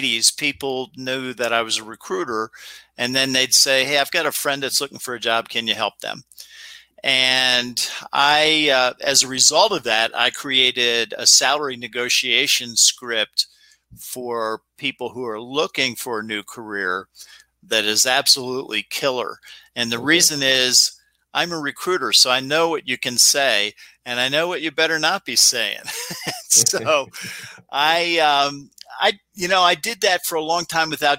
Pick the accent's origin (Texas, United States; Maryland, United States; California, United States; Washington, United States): Maryland, United States; Chillum; I grew up in Chillum, Maryland. Hyattsville is the area people might know better.